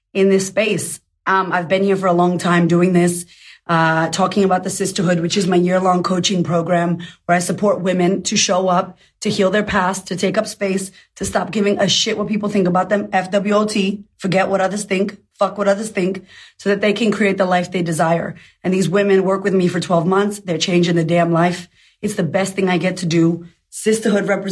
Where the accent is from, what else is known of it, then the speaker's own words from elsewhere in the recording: United States; I'm American